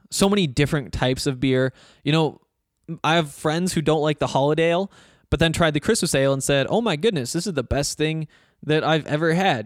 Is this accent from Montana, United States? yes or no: yes; Montana, United States; now in Colorado, United States; I'm from Montana